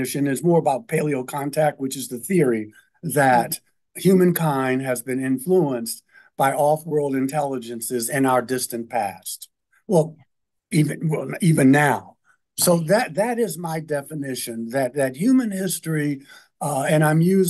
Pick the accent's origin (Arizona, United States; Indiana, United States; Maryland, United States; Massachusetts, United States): Maryland, United States; Baltimore; growing up in Baltimore